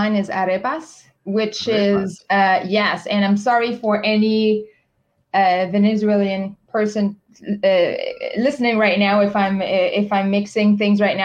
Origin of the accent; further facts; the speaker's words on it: Quebec City, Quebec, Canada; first language French; English is a second language; moved away as an adult; also born or lived in China / Spain; I'm from Quebec City.